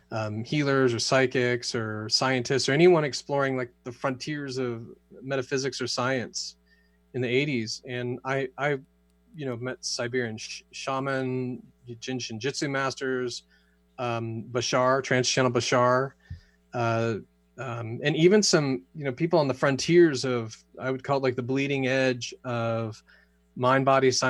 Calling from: Sedona, Arizona, United States; I am joining you from uh, Sedona, Arizona.

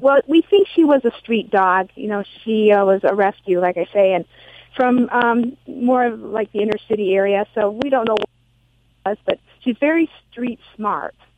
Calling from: Ann Arbor, Michigan, United States; I'm calling from Ann Arbor, Michigan

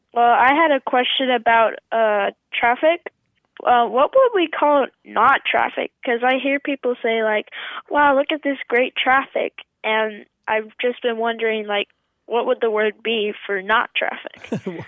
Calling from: Indianapolis, Indiana, United States; I'm calling from Indianapolis, Indiana

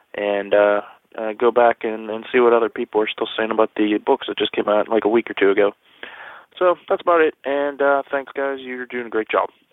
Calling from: Pittsburgh, Pennsylvania, United States; I'm calling from Pittsburgh

